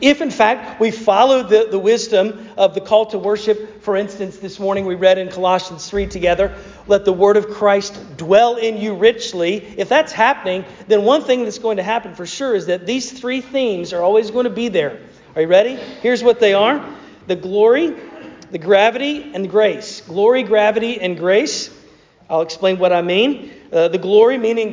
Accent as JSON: {"language": "English", "region": "North Carolina", "country": "United States", "tie": "born or raised there", "said": "my home state of North Carolina"}